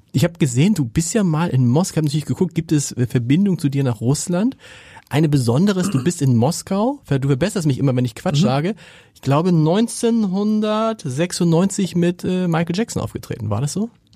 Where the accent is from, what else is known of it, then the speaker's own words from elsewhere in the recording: Germany; als Deutscher